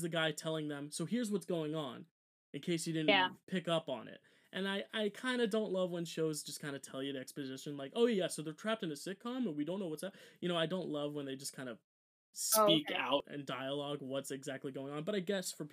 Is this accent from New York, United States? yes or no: no; New Jersey, United States; we're from Jersey